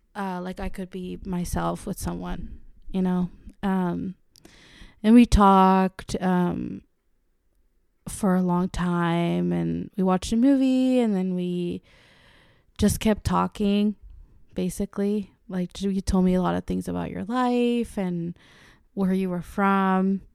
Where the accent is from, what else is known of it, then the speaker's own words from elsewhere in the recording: Mexico; moved away; I am Mexican. I was born in Mexico and raised in the Latin culture all my life.